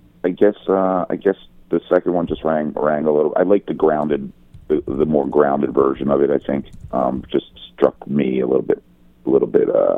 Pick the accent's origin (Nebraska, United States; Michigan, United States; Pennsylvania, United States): Pennsylvania, United States; Philadelphia; moved away as an adult; also born or lived in Los Angeles; I'm from Philadelphia originally. I'm from the East Coast